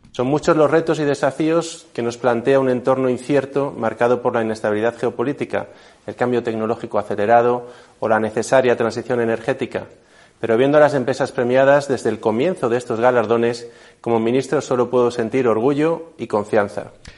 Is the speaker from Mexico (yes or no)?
no; Spain; como españoles